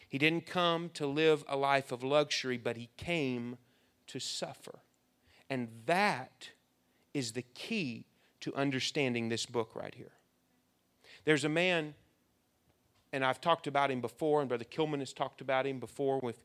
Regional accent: United States; We are American young people

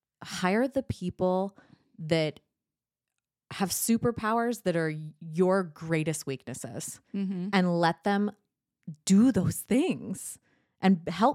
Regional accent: California, United States; I don't know. I'm from Southern California. There's no accent there.

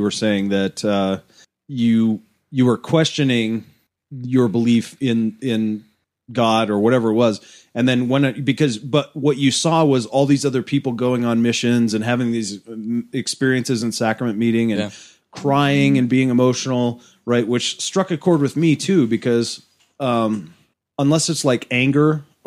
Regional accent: Massachusetts, United States; moved away; I'm from Massachusetts.

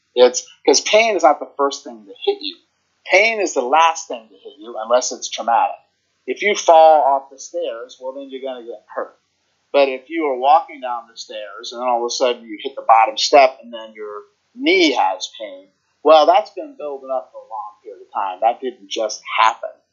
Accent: Virginia, United States; now in New Jersey, United States; I'm originally from Virginia and I live in New Jersey now

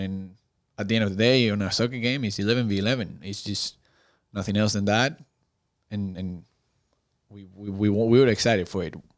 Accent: outside Madrid, Community of Madrid, Spain; English is a second language; moved away as an adult; also born or lived in North Carolina / Florida; now in Chattanooga, United States; I grew up at a, in a small I'm not gonna say villages, 'cause she's actually not a village. She's like a small city, um, outside of Madrid

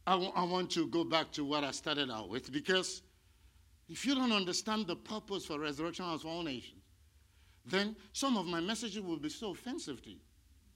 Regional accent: India; now in United States; I came from India where people are worshiping cows.

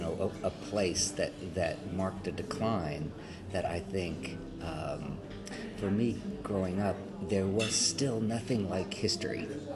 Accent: Los Angeles, California, United States; born there; now in New York, United States; Yeah, I was born on Sunset Boulevard

